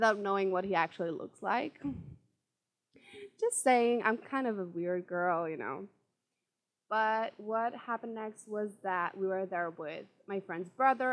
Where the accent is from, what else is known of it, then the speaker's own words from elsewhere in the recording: Czechia; I'm from Czech Republic